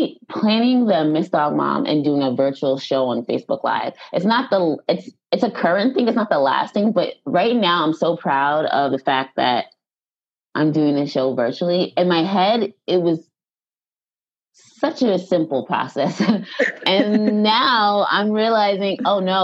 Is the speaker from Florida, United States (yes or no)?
no; Long Island, New York, United States; I am from Long Island. I love everything about Long Island. So I'm a Long Island girl